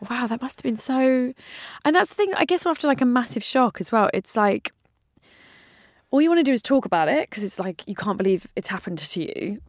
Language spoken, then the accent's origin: English; London, United Kingdom; I was brought up with, um, a bomb that went off around the corner, went in Wood Green when I was a kid